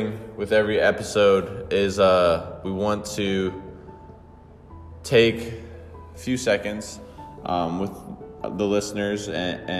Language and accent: English; Bayonne, New Jersey, United States; I grew up in Bayonne, New Jersey. I've been in New Jersey my whole life